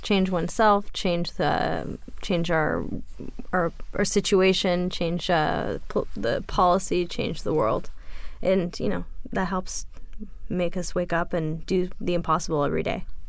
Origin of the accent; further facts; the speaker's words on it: France; moved away; growing up in France